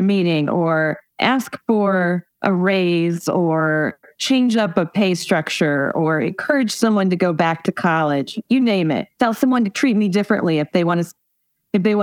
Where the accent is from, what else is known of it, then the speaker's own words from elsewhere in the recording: Indiana, United States; my home state of Indiana